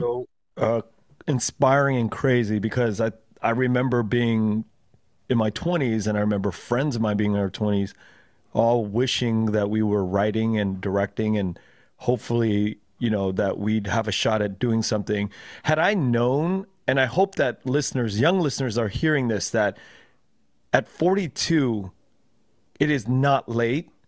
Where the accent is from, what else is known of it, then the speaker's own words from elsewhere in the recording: Los Angeles, California, United States; I grew up, uh, in Koreatown predominantly